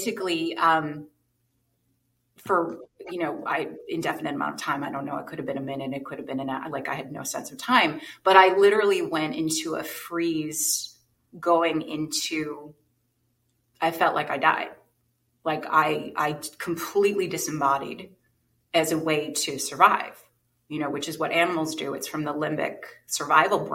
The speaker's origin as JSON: {"language": "English", "region": "New Jersey", "country": "United States", "tie": "born or raised there", "said": "I grew up in New Jersey."}